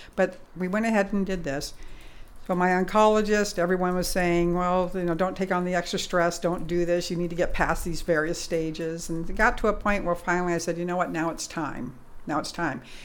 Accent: England, United Kingdom; moved away; I was born in England

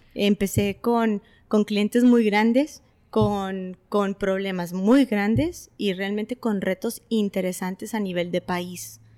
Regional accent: Tijuana, Baja California, Mexico; also born or lived in Tecate, Mexico; nací en Tecate. Sí, esa parte es donde yo nací en Tecate, pero estamos a 45 minutos y realmente tengo 20, más de 25 años viviendo en Tijuana. Yo me considero tijuanense.

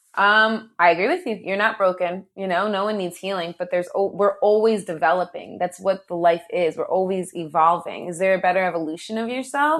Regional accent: New Jersey, United States; I'm from New Jersey, born and raised, proud Jersey girl

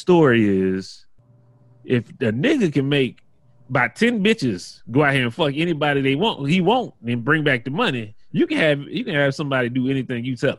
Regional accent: the South, United States; I grew up in the South

